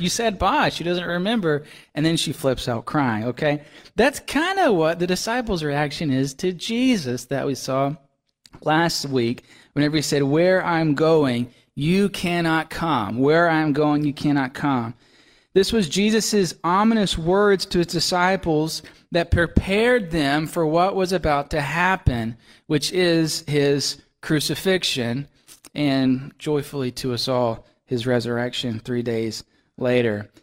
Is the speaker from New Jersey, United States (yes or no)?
no; Laurel, Mississippi, United States; now in Maine, United States; whenever I go to visit my folks in Mississippi, that's where I'm from